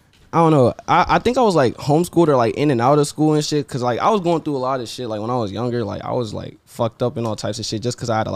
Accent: United States; also born or lived in Las Vegas, Nevada / Fort Washington, Maryland / Virginia; I was born in Vegas. So I moved to Maryland when I was like six.

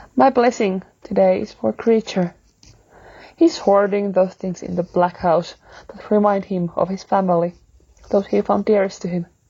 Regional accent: Finland; I'm from Finland

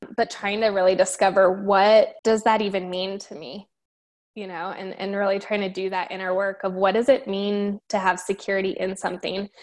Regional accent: Denver, Colorado, United States; moved away as an adult; also born or lived in Miami, Florida / Fort Hood, Texas / Tampa, Florida; born and raised in Denver, and I've lived pretty much everywhere in the Metro Denver area

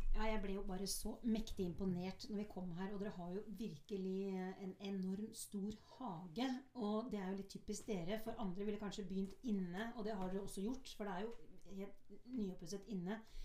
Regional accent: Oslo, Norway; jeg er jo født og oppvokst i Oslo

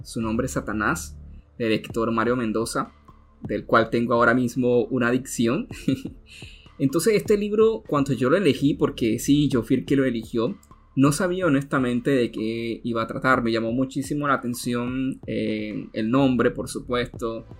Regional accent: Colombia; acá en mi país, en la ciudad de Bogotá

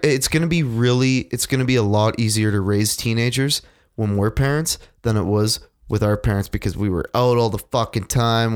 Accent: Canada; I am super Canadian

